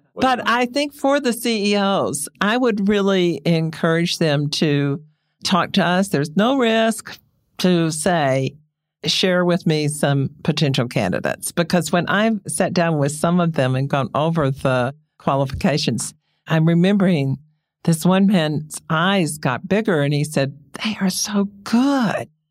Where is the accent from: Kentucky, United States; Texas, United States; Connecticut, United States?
Texas, United States; I grew up in Texas. On the ranch, my family settled one hundred seventy-five years ago